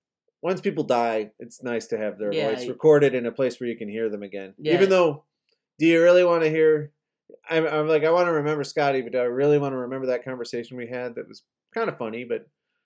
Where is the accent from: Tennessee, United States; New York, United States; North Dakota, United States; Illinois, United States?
Illinois, United States; Chicago; moved away as an adult; also born or lived in New Orleans; now in Texas, United States; I'm from Chicago.